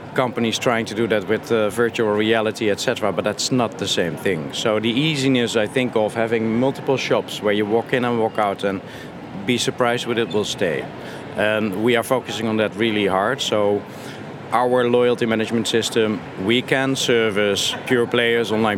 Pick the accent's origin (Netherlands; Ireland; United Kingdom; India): Netherlands; I'm from Holland